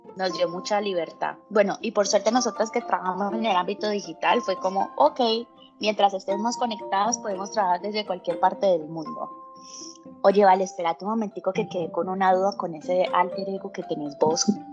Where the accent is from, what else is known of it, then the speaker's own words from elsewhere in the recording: Colombia; moved away as an adult; now in Chile; colombiana, con bastante swing en la piel, eh, pero resido en Chile hace 10 años